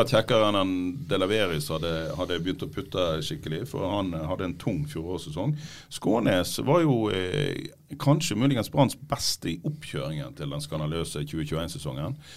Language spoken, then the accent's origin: Norwegian; Strilelandet, Vestland, Norway; also born or lived in Radøy; Jeg er fra Strilane sjøl